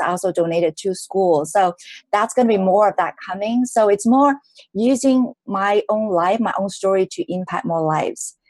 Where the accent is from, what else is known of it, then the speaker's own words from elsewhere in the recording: Hong Kong; I was born in Hong Kong from a middle class family.